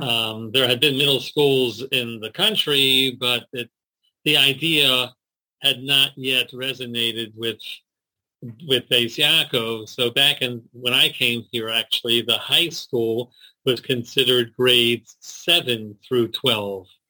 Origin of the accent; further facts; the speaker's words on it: Baltimore, Maryland, United States; also born or lived in Jerusalem, Israel; Born and bred in Baltimore, here in Baltimore, Maryland